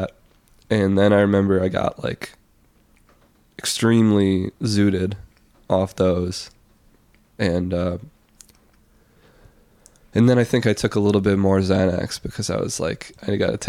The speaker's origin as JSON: {"language": "English", "town": "La Crosse", "region": "Wisconsin", "country": "United States", "tie": "born or raised there", "also_born_or_lived": "New York City", "moved": "as an adult", "said": "right downtown in La Crosse"}